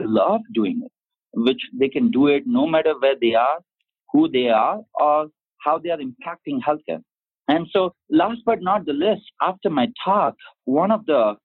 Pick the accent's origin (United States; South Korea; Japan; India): India; I'm from India